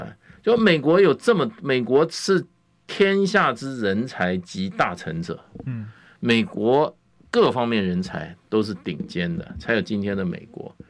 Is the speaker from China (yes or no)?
no; Taiwan; 跑回跑到台湾，居然跟我们讲要我们全民皆兵，你谁呀你？ 我们台湾人要当不当兵？